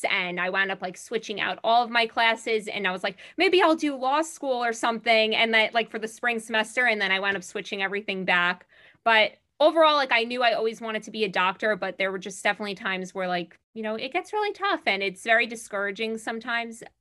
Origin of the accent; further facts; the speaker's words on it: Long Island, New York, United States; I'm from Long Island. I am in first year IM resident.